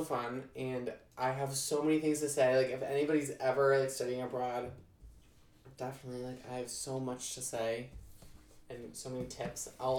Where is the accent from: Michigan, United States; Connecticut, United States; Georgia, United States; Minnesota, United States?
Connecticut, United States; also born or lived in Florida; I was born in Florida, and we drove all the way to Connecticut.